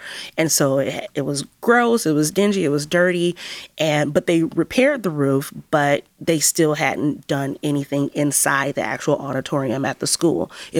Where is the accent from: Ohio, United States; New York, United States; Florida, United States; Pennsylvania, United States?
Ohio, United States; Cleveland; I grew up in Mount Pleasant, and Mount Pleasant has the highest rate of illiteracy in the city of Cleveland.